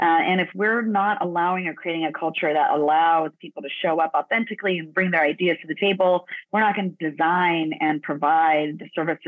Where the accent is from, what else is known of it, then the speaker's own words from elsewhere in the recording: Los Angeles, California, United States; My mom is from El Salvador. My father is from Ecuador. Grew up down in Los Angeles, and I was born in Los Angeles.